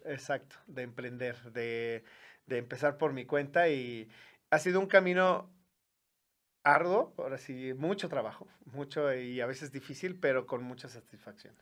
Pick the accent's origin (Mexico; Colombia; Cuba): Mexico; León, Guanajuato; yo soy originario de aquí de la ciudad de León